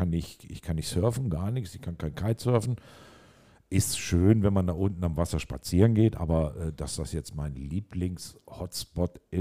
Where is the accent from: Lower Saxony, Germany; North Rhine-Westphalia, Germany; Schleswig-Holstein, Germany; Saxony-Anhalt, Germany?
Lower Saxony, Germany; Hardegsen; Aus dem Solling. Hardexen.